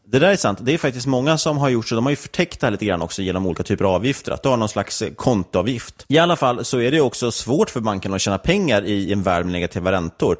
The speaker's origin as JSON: {"language": "Swedish", "country": "Sweden", "said": "som svenskar"}